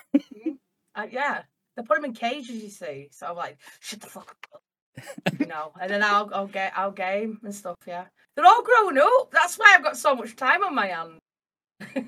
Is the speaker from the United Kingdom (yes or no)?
yes; Castleford, Yorkshire and the Humber, United Kingdom; I am from Castleford, uh, near Leeds in um, England